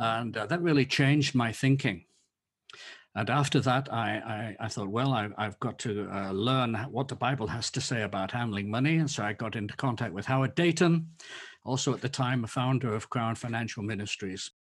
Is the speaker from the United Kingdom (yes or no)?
yes; England, United Kingdom; moved away as an adult; now in Leiden, Netherlands; I'm an Englishman